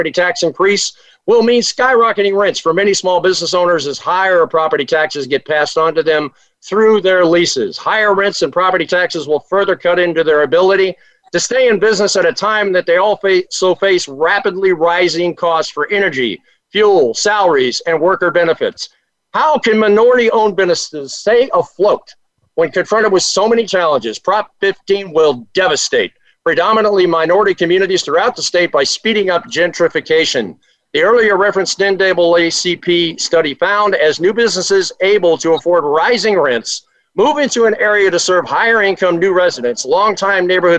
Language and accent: English; California, United States; California, my home state